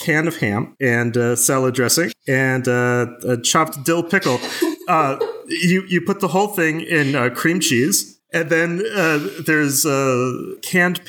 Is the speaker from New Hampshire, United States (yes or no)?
yes; New Hampshire, United States; I grew up in the Northeast, in New Hampshire